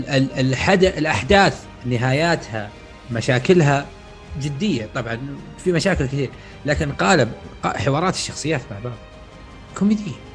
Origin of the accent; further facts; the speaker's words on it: Saudi Arabia; عندنا في السعوديه